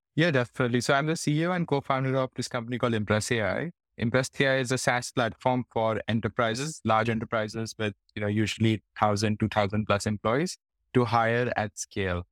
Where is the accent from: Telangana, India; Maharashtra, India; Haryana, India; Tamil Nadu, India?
Haryana, India; Faridabad; moved away as an adult; also born or lived in Delhi / Hyderabad; now in Singapore; I grew up in India in, uh, in a place called Faridabad